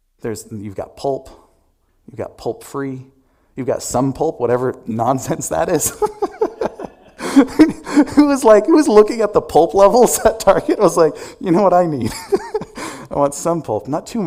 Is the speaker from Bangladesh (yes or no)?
no; Albania; now in United States; You know, when I moved here from Albania, which still to this day is the poorest nation in Europe, I remember walking into...